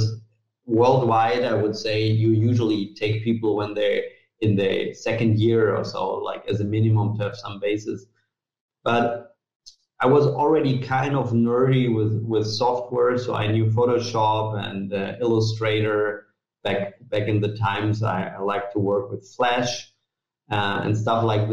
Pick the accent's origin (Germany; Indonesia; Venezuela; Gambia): Germany; Munich, Bavaria; also born or lived in Italy / Hamburg / Bangkok / Vienna; I was born in Italy, but then my family moved to Munich when I was basically a year old. So I would say I'm from Munich